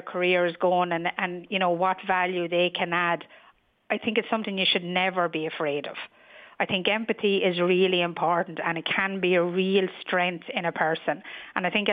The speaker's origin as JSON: {"language": "English", "town": "New Ross", "region": "Leinster", "country": "Ireland", "also_born_or_lived": "London", "moved": "as an adult", "said": "I'm originally from New Ross"}